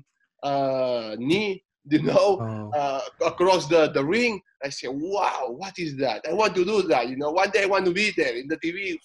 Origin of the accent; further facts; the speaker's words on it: Menorca, Balearic Islands, Spain; English is a second language; also born or lived in Barcelona; they just took me to the island, a beautiful island in Menorca, you know. And this is where I grew up.